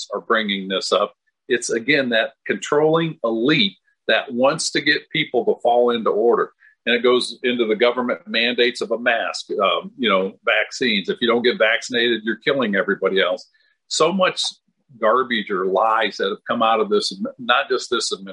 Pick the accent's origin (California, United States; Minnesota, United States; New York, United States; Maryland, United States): Minnesota, United States; moved away; I was born in Minnesota, and we lived right on the Mississippi River. I'm 67, so I remember the river icing up